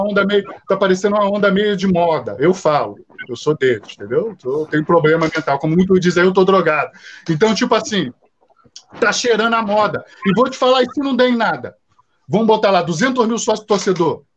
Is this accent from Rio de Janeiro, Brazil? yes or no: yes; Rio de Janeiro, Brazil; eu moro muito perto de São Januário, eu sou cria aqui de São Januário